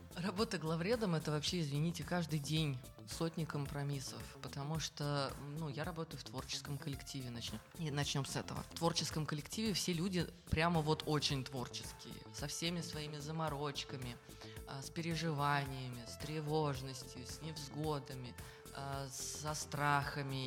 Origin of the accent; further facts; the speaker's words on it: Kazan, Tatarstan, Russia; я, например, наполовину татарка, наполовину нет, и э, все равно я выросла в, в этой среде